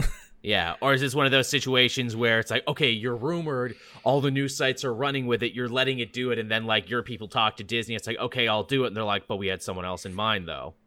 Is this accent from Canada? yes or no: yes; Canada; as a Canadian